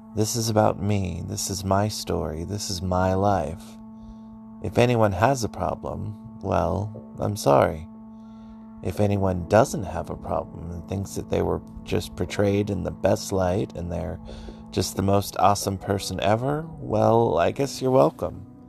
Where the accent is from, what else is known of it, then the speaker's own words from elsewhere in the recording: Concord, California, United States; I was born in Concord. Concord is 29 miles northeast of San Francisco